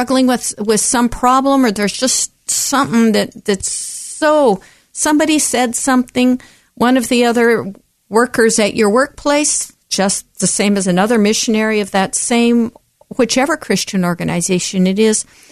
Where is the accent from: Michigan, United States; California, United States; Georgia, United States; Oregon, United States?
Oregon, United States; I was born right here in the Pacific Northwest, right here in Oregon